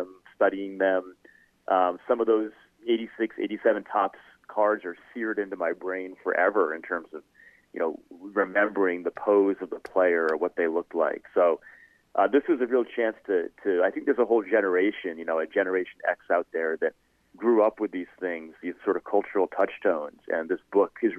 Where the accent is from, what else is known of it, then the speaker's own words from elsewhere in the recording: Rhode Island, United States; moved away; I grew up in Rhode Island